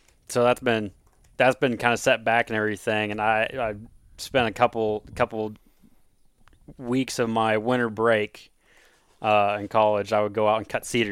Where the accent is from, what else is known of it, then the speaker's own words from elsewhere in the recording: Osage City, Kansas, United States; Well, I'm born and raised in Kansas from a little farm town, Osage City. If you want to find it, you just go south of Topeka about 30, 40 minutes.